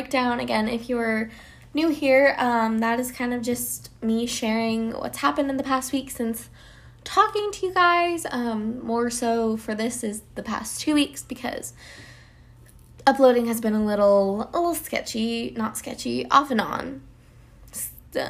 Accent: Colorado, United States; moved away as an adult; now in Atlanta, United States; I am originally from Colorado, but I moved to Atlanta, Georgia for the said acting career.

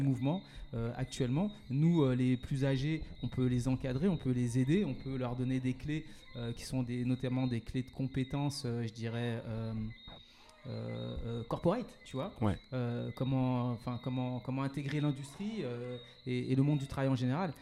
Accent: Paris suburbs, Île-de-France, France; also born or lived in Martinique; je suis originaire de la Martinique. J'ai grandi, je suis né, j'ai grandi en métropole, en banlieue parisienne

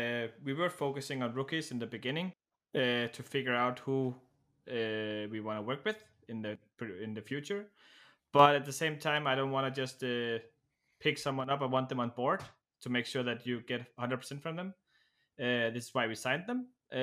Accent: Denmark; now in Czech Republic; I currently live in the Czech Republic, but I am actually from Denmark.

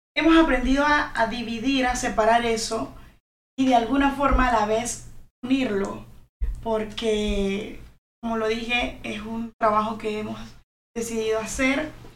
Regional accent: Panama; como buen panameño

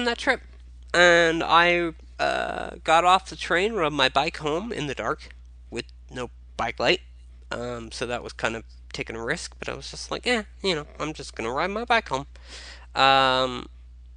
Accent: Chico, California, United States; also born or lived in San Francisco; I grew up here physically

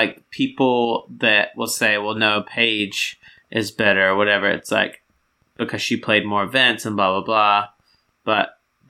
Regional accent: United States; Since I'm American

